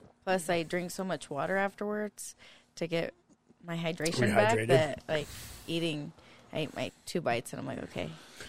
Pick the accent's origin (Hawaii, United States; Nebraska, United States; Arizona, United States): Nebraska, United States; Lexington; now in Utah, United States; Yes, I was born in Nebraska.